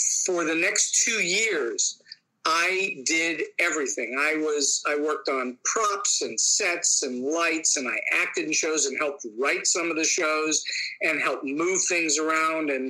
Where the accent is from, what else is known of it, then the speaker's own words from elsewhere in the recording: Pittsburgh, Pennsylvania, United States; moved away; also born or lived in Hollywood; I taught for 10 years here in my hometown of Pittsburgh